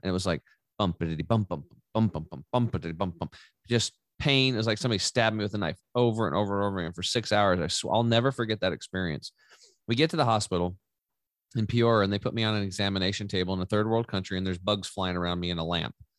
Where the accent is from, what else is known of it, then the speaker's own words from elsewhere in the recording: Eastern Oregon, United States; I grew up over in Eastern Or-, Oregon on a cattle and hay farm